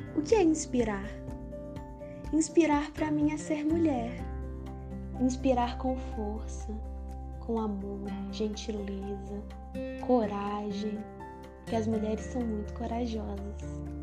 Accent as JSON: {"language": "Portuguese", "town": "Contagem", "region": "Minas Gerais", "country": "Brazil", "said": "tenho vinte e três anos e sou de Contagem"}